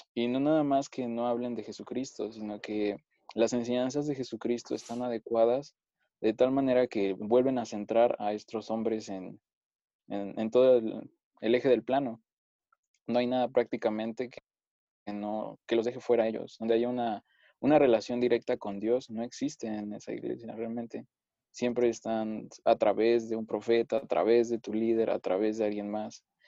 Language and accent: Spanish; Mexico City, Mexico; soy de la Ciudad de México, aquí siempre he vivido.